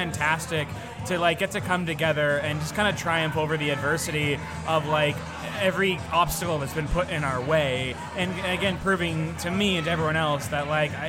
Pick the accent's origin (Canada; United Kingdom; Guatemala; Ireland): Canada; we're from Canada